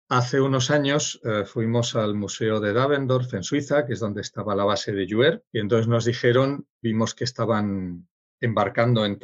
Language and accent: Spanish; Sydney, New South Wales, Australia; born there; yo, yo nací en Sydney